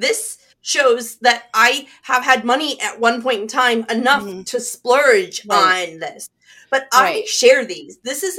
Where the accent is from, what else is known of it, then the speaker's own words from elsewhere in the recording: Nichols, United States; moved away; my hometown library in Nichols, back where I grew up.